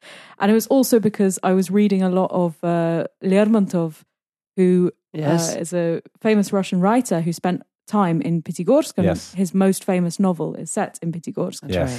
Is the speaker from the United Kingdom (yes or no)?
yes; London, United Kingdom; I was born there. I grew up there, lived there for most of my life.